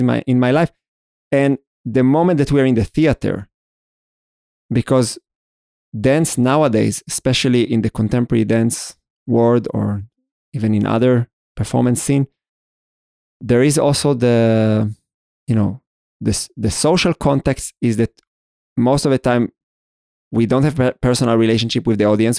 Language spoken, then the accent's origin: English; Israel; I was born in Israel, I'm Jewish, I went through this ceremony at the age of thirteen